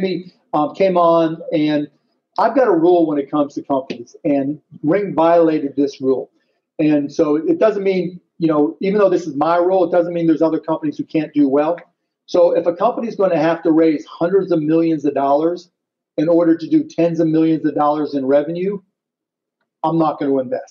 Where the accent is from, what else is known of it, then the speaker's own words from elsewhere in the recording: Pittsburgh, Pennsylvania, United States; I grew up in Pittsburgh. I'm a big Steelers fan